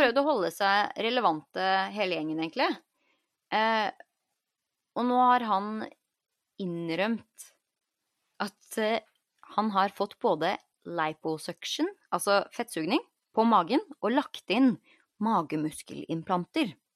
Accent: Norway; now in United States; man syns jo det er mye bedre service her enn hjemme i Norge

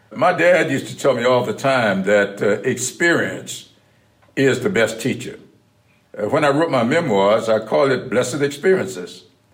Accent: South Carolina, United States; We used to talk a lot early on about my experiences growing up in South Carolina, his experiences there in Delaware.

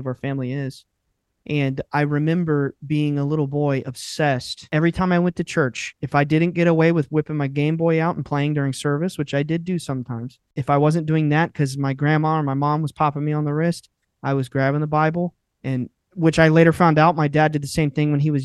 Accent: North Carolina, United States; we are from North Carolina, and it is still, up until recently, I would say it was an extremely rural, deeply Southern culture

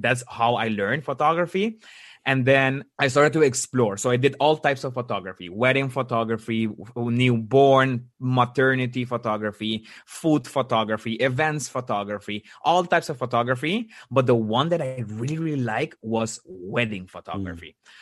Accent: Aruba; moved away as an adult; now in Netherlands; I actually was born in Aruba, and in 2016, I've moved to the Netherlands.

